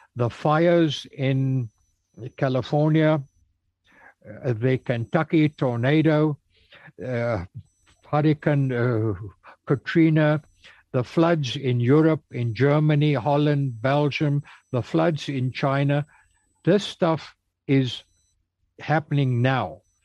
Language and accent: English; South Africa; also born or lived in Cape Town; I was raised in the Congregational Church in South Africa in my hometown.